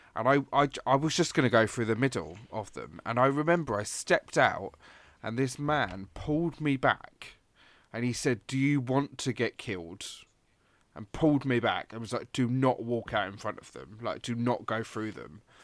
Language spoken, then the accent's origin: English; England, United Kingdom; moved away; also born or lived in Glasgow; a English person